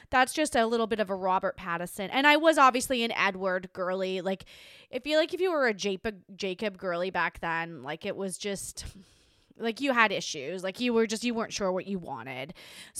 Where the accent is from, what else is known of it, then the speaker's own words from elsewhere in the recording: Hobart, Tasmania, Australia; my hometown in Tasmania